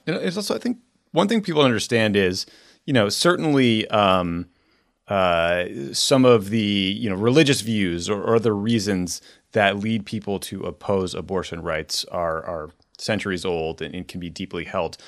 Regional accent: Boston, Massachusetts, United States; I'm from Boston

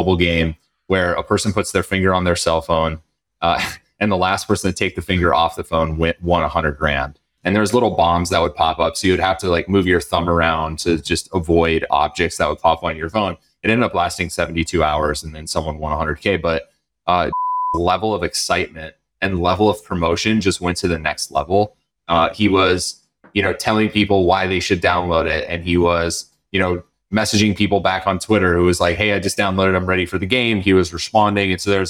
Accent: North Dakota, United States; moved away; I am from North Dakota.

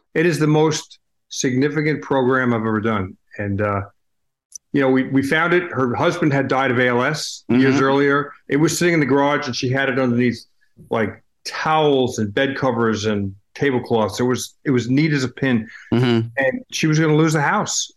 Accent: Holbrook, New York, United States; as a kid growing up in Long Island

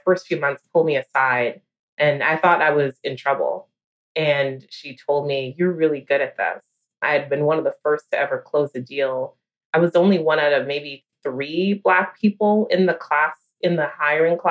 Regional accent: New York, United States; a New Yorker

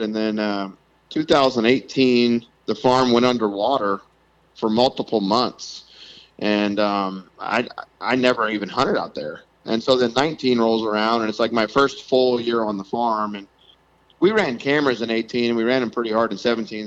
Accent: South Louisiana, United States; moved away as an adult; now in Iowa City, United States; I grew up in South Louisiana

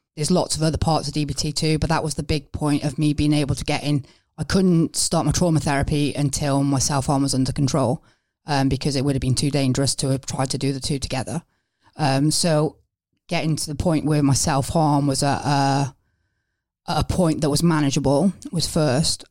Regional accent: Wales, United Kingdom; moved away as an adult; now in England; I'm originally from Wales

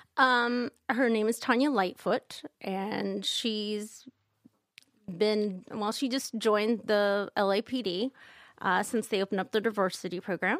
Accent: Kansas, United States; I'm from Kansas

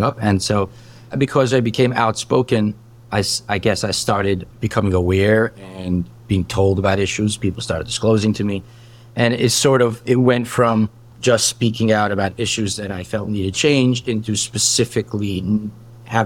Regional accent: New York City, New York, United States; also born or lived in Marine Park, Brooklyn; I was born and raised in Borough Park.

